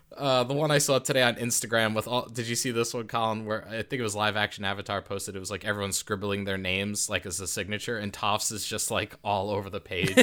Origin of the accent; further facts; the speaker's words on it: United States; I'm from America